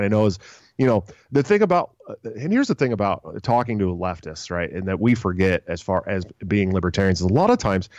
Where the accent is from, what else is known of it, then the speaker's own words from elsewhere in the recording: San Francisco, California, United States; I'm from San Francisco